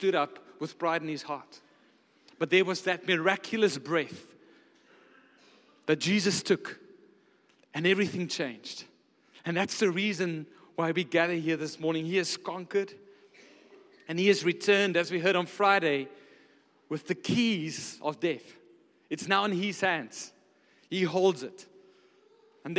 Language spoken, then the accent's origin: English; Pretoria, Gauteng, South Africa; moved away as an adult; also born or lived in Stellenbosch, Western Cape; I come from Pretoria. There's not a lot of mountains there. There's a bit of hills